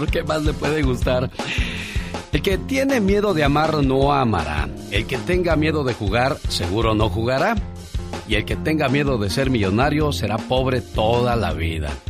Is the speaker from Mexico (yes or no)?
yes; Turicato, Michoacán, Mexico; now in Arvin, United States; saludos desde Arvin, California. Mándenle un saludo a la gente de Turicato, Michoacán, porque un día salí de Turicato, Michoacán. Pero Turicato, Michoacán, ¿qué creen? Nunca, pero nunca salió